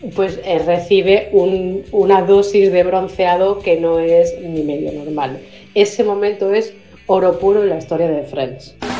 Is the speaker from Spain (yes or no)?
yes; Madrid, Community of Madrid, Spain; soy de Madrid, España.